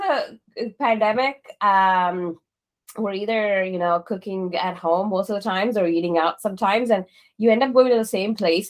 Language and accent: English; Mysore, Karnataka, India; moved away; I was born in this little town called Mysore, in the southern part of India.